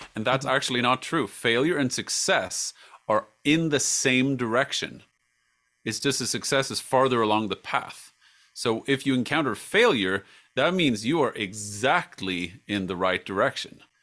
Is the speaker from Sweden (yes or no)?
yes; Sweden; moved away; also born or lived in United States / England / Jordan; live in my home country, Sweden